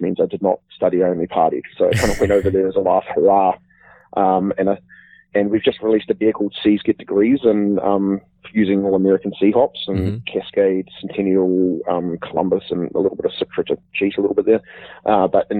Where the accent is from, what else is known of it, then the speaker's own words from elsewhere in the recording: Wellington, New Zealand; moved away as an adult; now in Auckland, New Zealand; I was born and bred in Wellington, Miramar, near, pretty much down the road from Wellington Airport, where I grew up